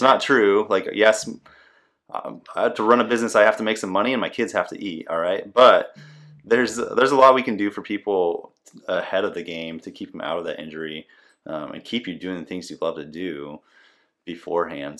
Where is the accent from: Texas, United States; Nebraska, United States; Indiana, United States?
Nebraska, United States; moved away as an adult; also born or lived in Washington State / Okinawa, Japan; now in Des Moines, United States; I'm originally from Nebraska